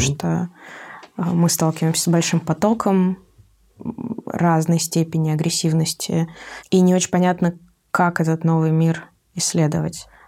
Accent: Saint Petersburg, Russia; now in Moscow, Russia; я изначально из Петербурга

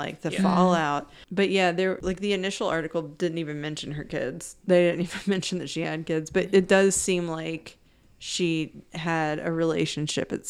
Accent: United States; I'm American

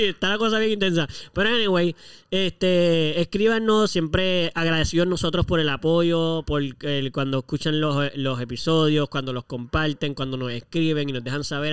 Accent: Puerto Rico; como buenos puertorriqueños que somos

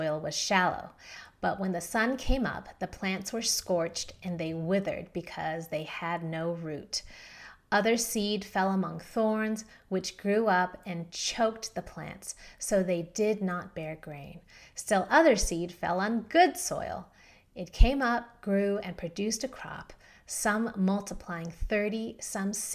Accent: San Diego, California, United States; also born or lived in Philadelphia, Pennsylvania; now in Denver, United States; I grew up in San Diego.

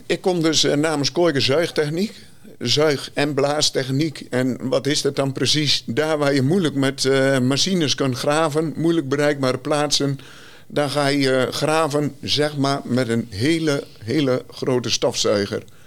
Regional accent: Rouveen, Overijssel, Netherlands; Ik kom uit Rauwveen, gehuwd

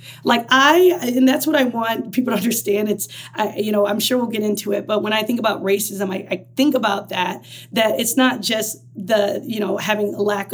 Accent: Twinsburg, Ohio, United States; now in Chicago, United States; I grew up in Ohio is called Twinsburg, Ohio

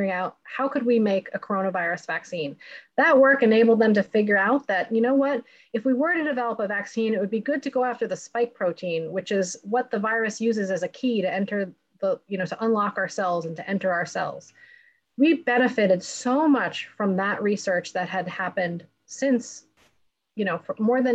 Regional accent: United States; as an American

